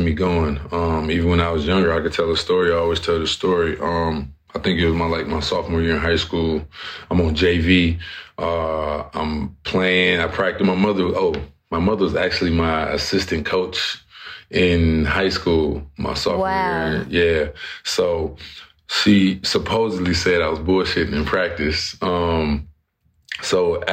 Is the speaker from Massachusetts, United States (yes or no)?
no; Flint, Michigan, United States; my hometown of Flint, Michigan